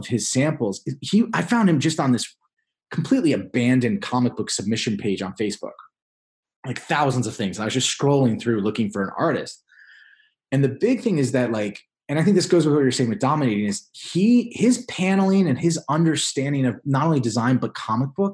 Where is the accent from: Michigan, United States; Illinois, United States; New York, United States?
New York, United States; moved away as an adult; also born or lived in Iowa; I'm from New York originally